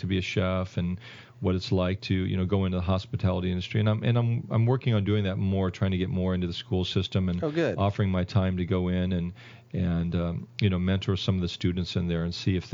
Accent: Kansas City, United States; moved away; I'm from Kansas City

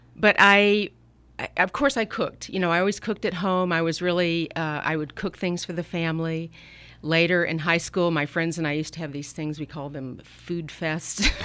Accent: Atlanta, Georgia, United States; now in Napa Valley, United States; I grew up in Atlanta, Georgia

